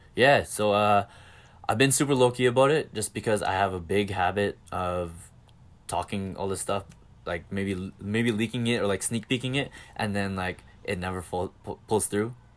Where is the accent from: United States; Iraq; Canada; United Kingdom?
Canada; Calgary, Alberta; accent: Canadian; I'm from Calgary, Canada.